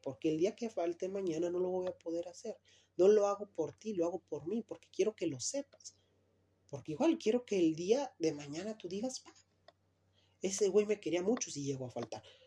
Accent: Luis Moya, Zacatecas, Mexico; yo vengo de Luis Moya, Zacatecas

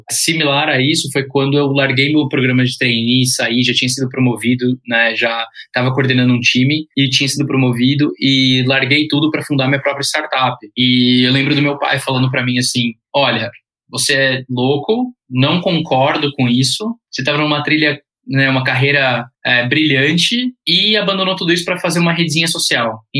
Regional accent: United States; also born or lived in Spain; now in Brazil; Eu cresci fora do Brasil, cresci nos Estados Unidos, boa parte da minha infância, é, fiz faculdade na Espanha, Aí eu falei, ah, eu sei que eu quero ir embora do Brasil

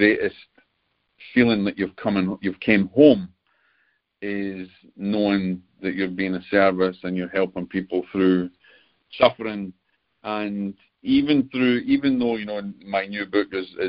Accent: Scotland, United Kingdom; being the Scotsman

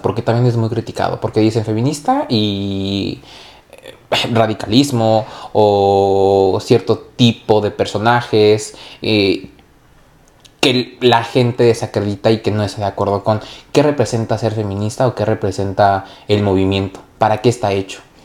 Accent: Mexico; nosotros como mexicanos

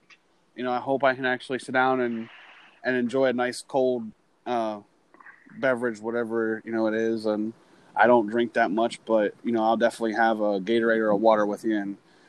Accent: Pennsylvania, United States; now in Florida, United States; as a northerner myself, now who resides in Florida, I'm originally from Pennsylvania.

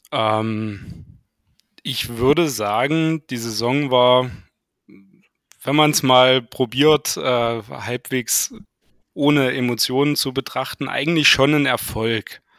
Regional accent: Saxony, Germany; now in Bad Düben, Germany; Ich äh, komme ähm, aus dem Landkreis Nordsachsen, wohnhaft in Bad Düben. Das ist circa 30 Kilometer nördlich

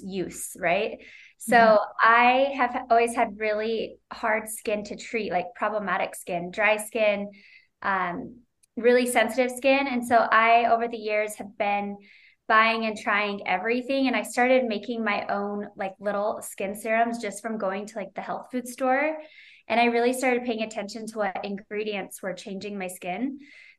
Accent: Utah, United States; also born or lived in Moraga, California; I was born and raised in Utah. I'm a Utah girl

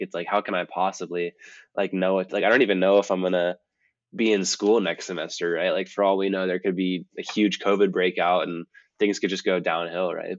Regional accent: Marin, California, United States; moved away as an adult; also born or lived in Montana; growing up in Marin

